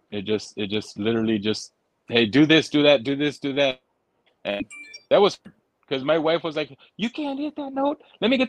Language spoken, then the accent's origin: English; Holland, Michigan, United States; I'm from Holland, Michigan. I'm just visiting.